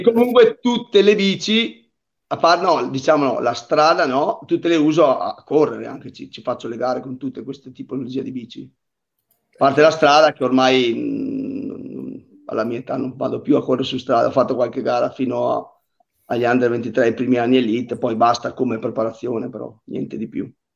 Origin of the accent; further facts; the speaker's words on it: Pergine Valsugana, Trentino-Alto Adige, Italy; la gara del mio paese che fa parte dello stesso circuito, l'Italian Bike Up, che è qua a Pergine